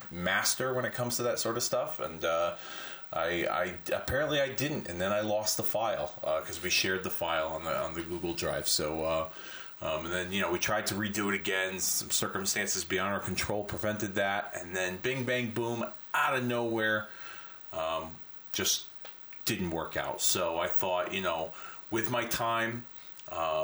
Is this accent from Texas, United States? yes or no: no; Hartford, Connecticut, United States; my hometown of Hartford, Connecticut